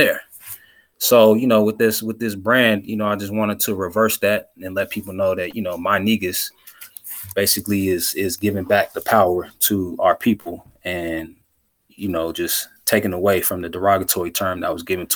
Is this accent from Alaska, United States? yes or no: no; Central California, United States; I grew up in Central California, in the 90s.